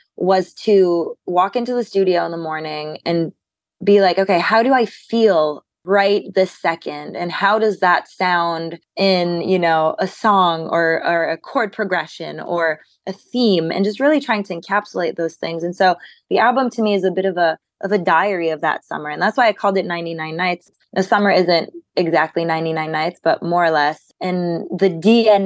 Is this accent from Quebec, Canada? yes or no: yes; Montreal, Quebec, Canada; I was born and raised in Montreal. I'm French Canadian